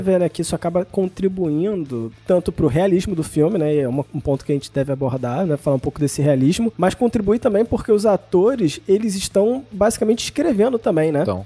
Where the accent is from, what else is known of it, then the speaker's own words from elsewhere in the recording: Rio de Janeiro, Brazil; a gente é do Rio de Janeiro, nós Sim. quatro somos do Rio de Janeiro